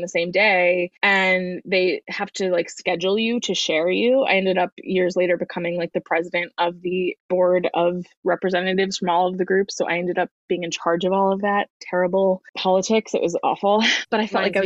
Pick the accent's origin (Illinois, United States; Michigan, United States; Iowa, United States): Iowa, United States; moved away as an adult; I came from Iowa, where I don't know why it feels relevant, but I was planning to leave Iowa for college